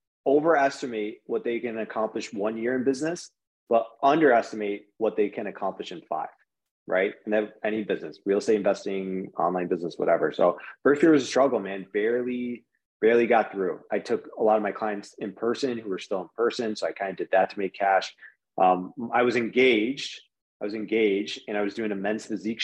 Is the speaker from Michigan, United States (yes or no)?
yes; Michigan, United States; we're from Michigan and it's cold here